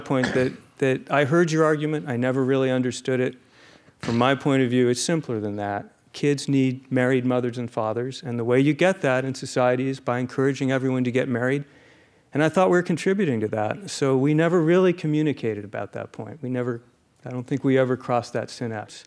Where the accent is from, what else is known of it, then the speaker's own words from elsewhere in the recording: Phoenix, Arizona, United States; Phoenix, Arizona